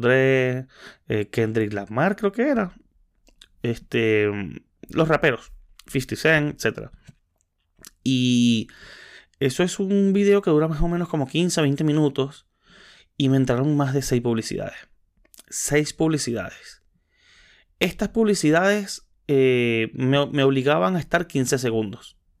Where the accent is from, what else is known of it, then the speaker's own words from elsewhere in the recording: Maracay, Aragua, Venezuela; soy de Maracay